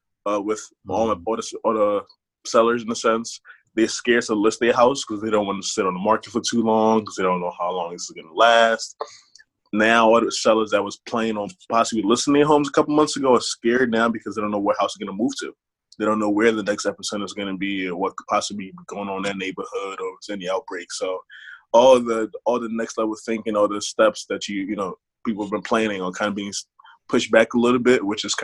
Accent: Harrisburg, Pennsylvania, United States; Harrisburg, PA.

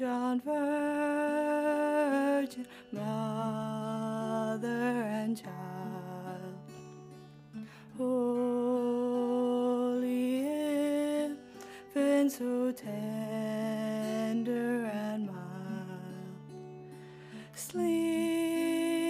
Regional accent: Northern Ireland, United Kingdom; moved away as an adult; now in Glasgow, United Kingdom; I'm from Northern Ireland, hence the accent.

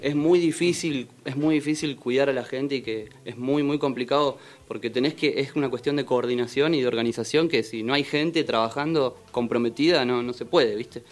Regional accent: Buenos Aires, Argentina; moved away as an adult; now in Capilla, Argentina; Nací en Capital Federal, en Caballito, en el Hospital Durán

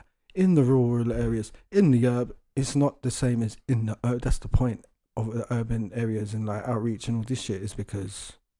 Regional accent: London, United Kingdom; As a Londoner, it's creepy.

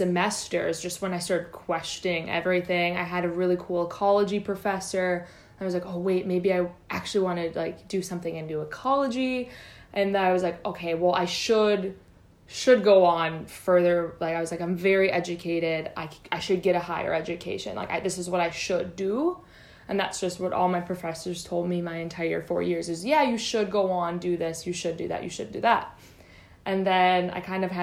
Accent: Minnesota, United States; moved away as an adult; now in Australia; I'm from Minnesota, land of 10,000 lakes

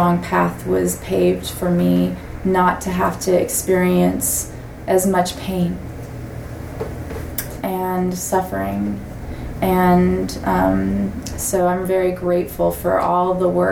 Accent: Gwich'in, Alaska, United States; also born or lived in Bethany, Israel; I was born in the Lazaria in Bethany, Israel. Which is right above the Mount of Olives. And I was not raised there. I was raised with my Gwich’in culture

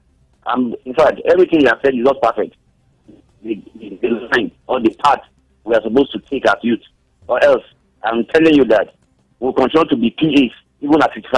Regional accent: Benue, Nigeria; I'm from Benue State.

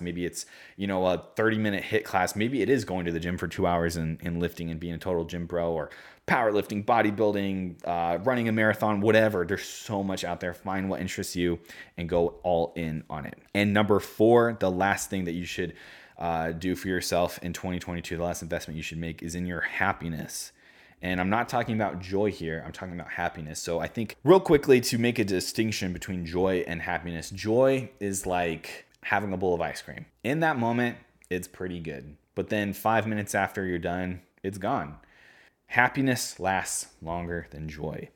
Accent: Omaha, Nebraska, United States; I'm from Omaha, Nebraska

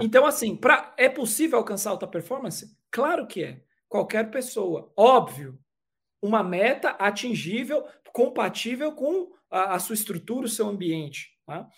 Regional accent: São Paulo, Brazil; eu sou nascido e criado na cidade de São Paulo, sou paulistano

